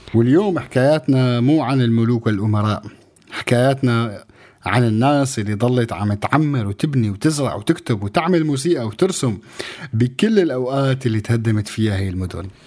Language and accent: Arabic; Syria; كسوري كشعب سوري